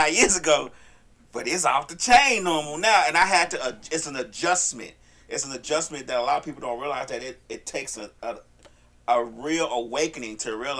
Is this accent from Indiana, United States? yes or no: no; Chicago, Illinois, United States; moved away; I'm from Chicago